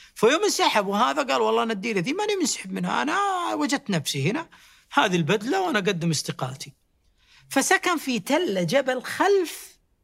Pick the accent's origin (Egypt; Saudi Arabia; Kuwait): Saudi Arabia; إحنا من السعودية